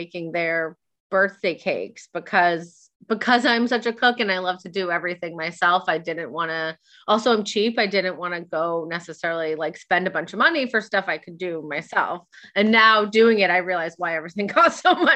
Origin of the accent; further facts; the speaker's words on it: Nashua, New Hampshire, United States; also born or lived in Barrington, New Hampshire; I'm from New Hampshire, from Nashua, New Hampshire, which is where I've met Beth